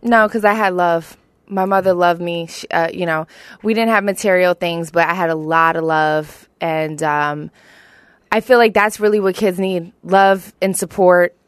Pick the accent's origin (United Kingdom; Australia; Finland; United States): United States; Philadelphia, Pennsylvania; also born or lived in Colorado Springs, Colorado; I grew up in South Philly. I'm a hometown Philly girl